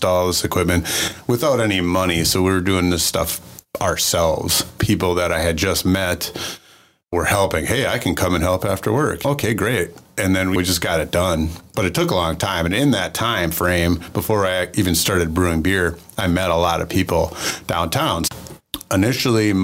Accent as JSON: {"language": "English", "town": "Port Washington", "region": "Wisconsin", "country": "United States", "tie": "born or raised there", "also_born_or_lived": "Milwaukee area, Wisconsin / Colorado", "lives_now": "La Crosse, United States", "said": "I grew up in the Milwaukee area and in Port Washington, Wisconsin."}